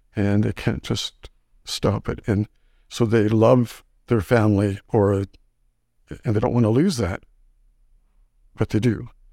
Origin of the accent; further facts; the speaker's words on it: Saskatchewan, Canada; moved away as an adult; also born or lived in Winnipeg; now in Grande Prairie, Canada; I was kinda raised in Saskatchewan